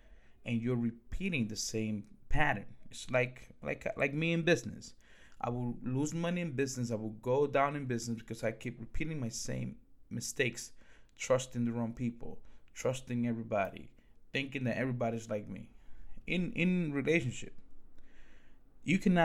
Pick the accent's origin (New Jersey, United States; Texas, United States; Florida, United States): New Jersey, United States; Newark; English is a second language; also born or lived in Dominican Republic; I grew up in Newark, New Jersey.